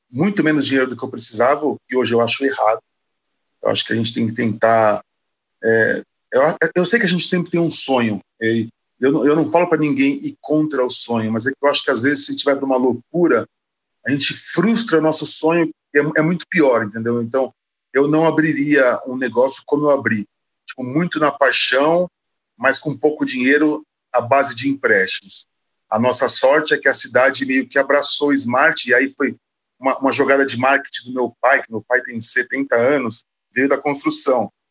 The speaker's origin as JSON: {"language": "Portuguese", "town": "Osasco", "region": "São Paulo", "country": "Brazil", "said": "Sim, eu sou de Osasco. É uma cidade de 800 mil habitantes que tem o oitavo maior PIB do Brasil, maior que Salvador, por exemplo."}